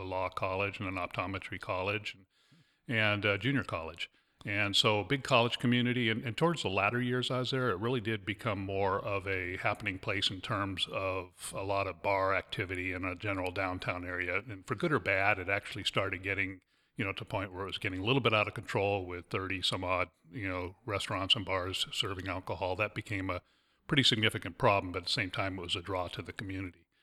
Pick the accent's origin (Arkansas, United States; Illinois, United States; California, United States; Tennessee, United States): California, United States; Fullerton; moved away; I was actually born and raised in Fullerton, California